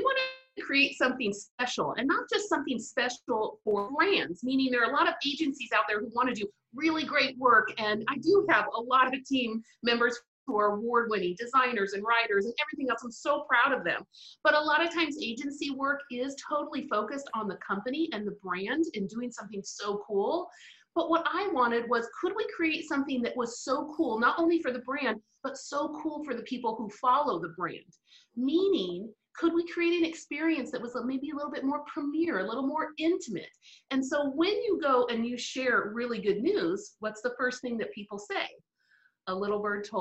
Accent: Spain; first language English; moved away; I actually grew up, my formative, my teen years, all in Spain

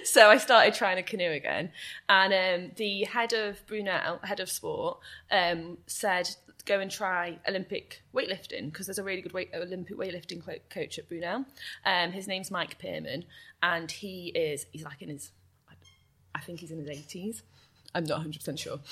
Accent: Chester, North West England, United Kingdom; moved away as an adult; now in Bath, United Kingdom; I love Chester and it's my hometown. It's where I've lived all my life except for when I went to university

